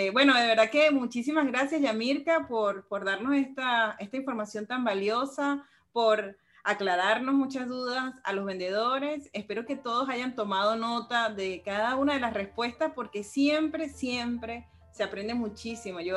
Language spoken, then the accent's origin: Spanish; Caracas, Capital District, Venezuela; no, yo soy de Caracas